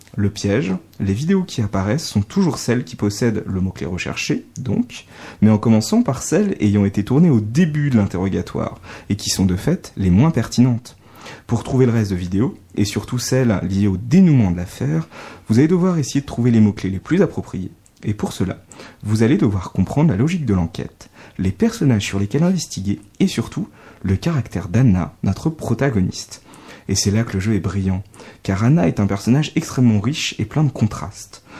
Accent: France; accent: accent de grenouille (French accent in English); mon sympathique accent de grenouille

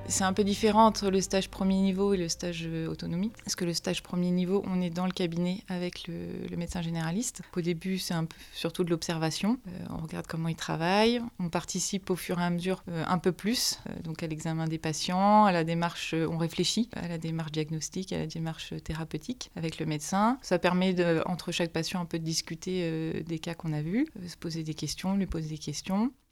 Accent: Manche, Normandy, France; moi, je suis originaire de la Manche, un petit village à côté de l'Aïe du Puy. J'ai toujours voulu rester là

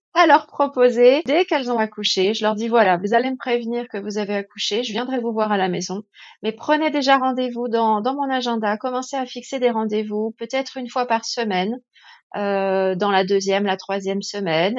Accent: France; ici, chez nous, en France

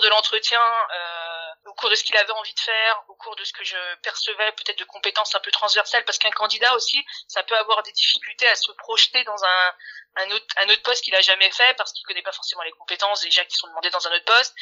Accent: Paris, Île-de-France, France; j'avais jamais quitté Paris. Je suis parisienne. Hein, mmh je suis née, grande ici.

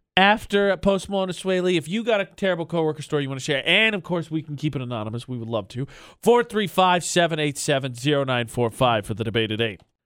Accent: Lafayette, United States; moved away; my hometown of Lafayette

